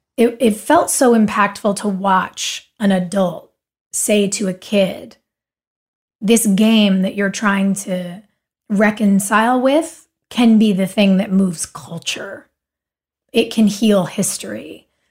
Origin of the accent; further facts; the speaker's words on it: Wilmington, North Carolina, United States; we grew up in Wilmington